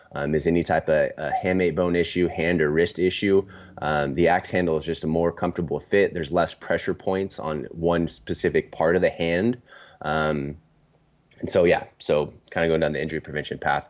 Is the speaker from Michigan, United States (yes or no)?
no; San Diego, California, United States; also born or lived in Seattle / Los Angeles; born and raised in San Diego